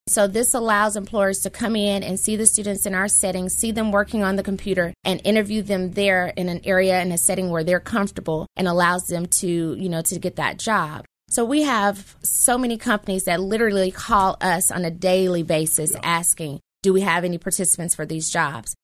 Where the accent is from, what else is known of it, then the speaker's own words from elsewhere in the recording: Memphis, Tennessee, United States; I am a lifetime Memphian. I grew up in South Memphis